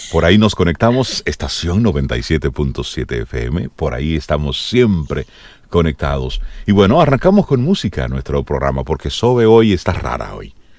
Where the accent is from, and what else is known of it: Dominican Republic